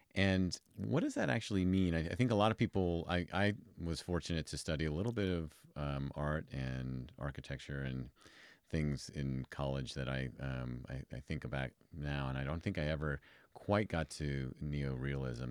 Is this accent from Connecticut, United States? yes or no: no; New York City, New York, United States; moved away as an adult; now in Reno, United States; I'm from New York originally